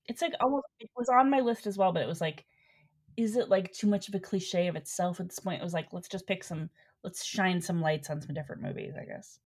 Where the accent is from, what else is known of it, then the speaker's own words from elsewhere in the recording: Cleveland, Ohio, United States; moved away as an adult; also born or lived in New York / Chicago; now in Los Angeles, United States; I grew up in Cleveland